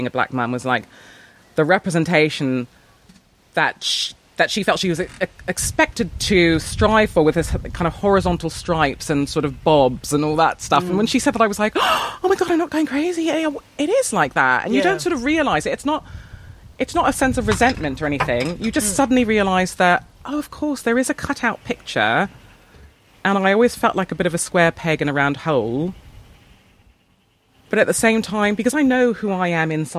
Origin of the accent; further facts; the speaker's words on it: Canada; also born or lived in Nunhead, London; now in London, United Kingdom; I'm from Canada. I'm not originally from here.